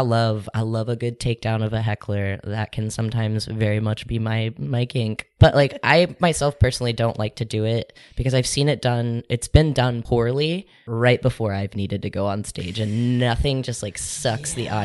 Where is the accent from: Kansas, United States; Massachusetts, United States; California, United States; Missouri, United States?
Kansas, United States; Topeka; moved away; also born or lived in Brooklyn, New York; I was raised in Topeka, Kansas